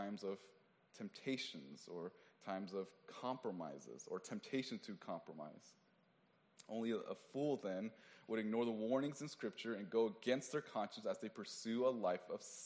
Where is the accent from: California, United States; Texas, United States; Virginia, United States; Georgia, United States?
California, United States; Oakland; I'm from Oakland